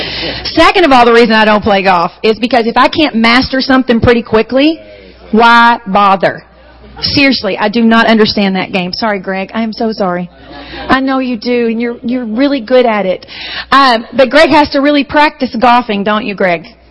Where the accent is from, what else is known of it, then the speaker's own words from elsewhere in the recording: Charleston, South Carolina, United States; accent: southern; in Charleston, my accent is not really considered southern